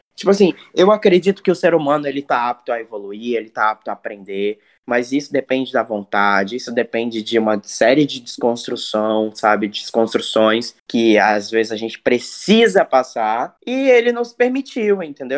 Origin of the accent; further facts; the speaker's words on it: Cuiabá, Mato Grosso, Brazil; now in Rio de Janeiro, Brazil; eu sou de Cuiabá, Mato Grosso